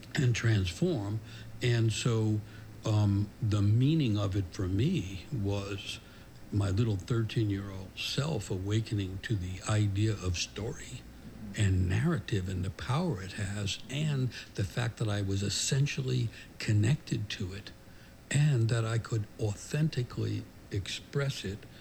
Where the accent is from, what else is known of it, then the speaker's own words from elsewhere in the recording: New York City, New York, United States; I grew up in New York City in the 50s and 60s